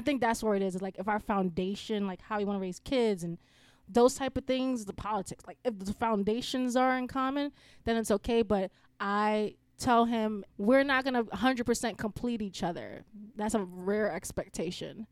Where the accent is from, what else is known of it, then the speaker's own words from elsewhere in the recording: New York City, New York, United States; moved away; I'm from the Bronx